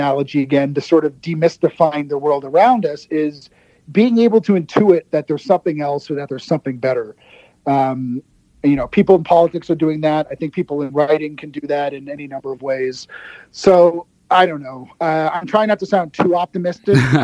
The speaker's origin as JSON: {"language": "English", "country": "Canada", "said": "I'm a Canadian"}